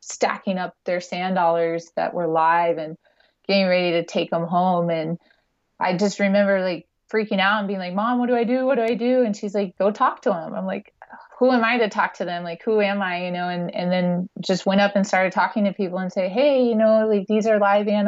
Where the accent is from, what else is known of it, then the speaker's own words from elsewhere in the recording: Nashville, Tennessee, United States; also born or lived in Santa Barbara, California; now in Maui, United States; I was born in Nashville and, you know, started my life landlocked